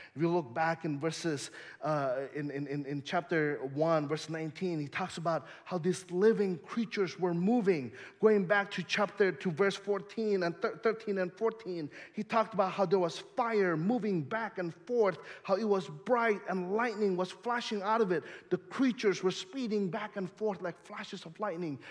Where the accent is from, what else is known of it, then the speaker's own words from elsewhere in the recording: Indonesia; also born or lived in Bay Area, California, United States / Chicagoland, Illinois, United States; now in Holland, Michigan, United States; I, I grew up in Indonesia